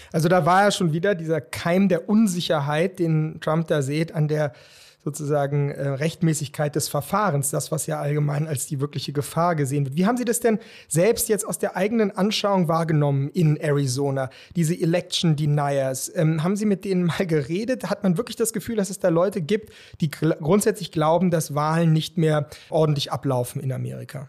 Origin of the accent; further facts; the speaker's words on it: Germany; als Deutsche